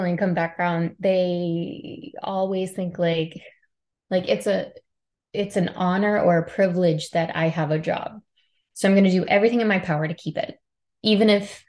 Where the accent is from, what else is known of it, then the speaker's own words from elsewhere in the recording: Middle Tennessee, United States; moved away as an adult; I grew up in Middle Tennessee with a single parent